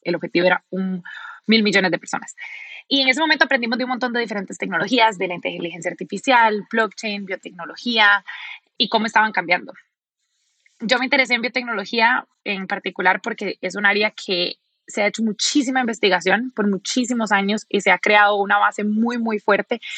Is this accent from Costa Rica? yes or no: yes; Costa Rica; now in Silicon Valley, United States; yo soy de Costa Rica y yo he crecido pensando en el café como algo súper importante